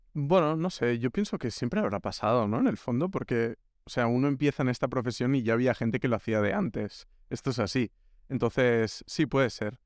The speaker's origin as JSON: {"language": "Spanish", "town": "Pineda de Mar", "region": "Catalonia", "country": "Spain", "also_born_or_lived": "Barcelona", "moved": "as an adult", "lives_now": "Madrid, Spain", "said": "Yo he estudiado en Barcelona, pero soy de un pueblo que se llama Pineda"}